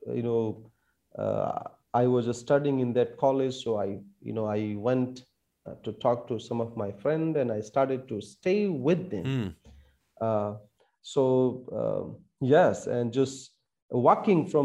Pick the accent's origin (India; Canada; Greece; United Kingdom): India; I wanted to be in an Indian army to serve our country.